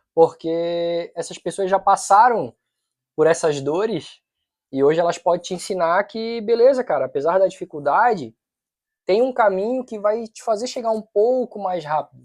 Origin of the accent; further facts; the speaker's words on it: Florianópolis, Santa Catarina, Brazil; eu nasci em Floripa, sou mané da ilha